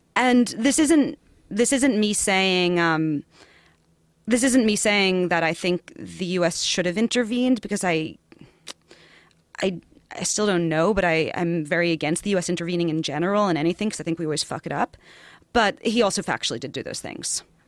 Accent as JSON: {"language": "English", "town": "New York City", "region": "New York", "country": "United States", "also_born_or_lived": "Far Rockaway", "accent": "New York", "said": "I'm from Queens originally"}